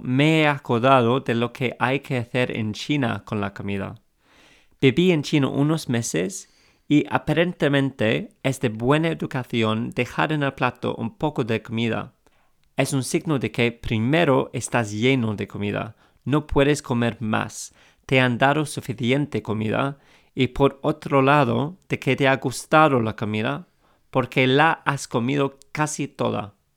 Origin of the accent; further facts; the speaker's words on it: England, United Kingdom; accent: English; Spanish is a second language; Soy inglés, como se note en mi acento, y empecé a aprender español hace algunos años.